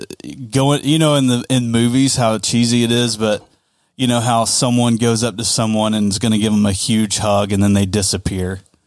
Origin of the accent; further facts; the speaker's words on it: the South, United States; We're from the South, man.